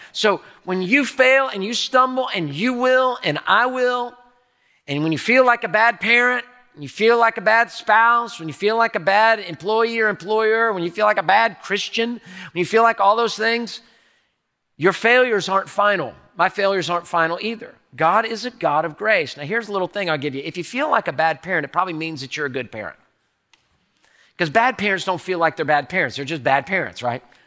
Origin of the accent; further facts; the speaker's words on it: Houston, Texas, United States; I'm a native Houstonian. I was born in Herman Hospital in the medical center.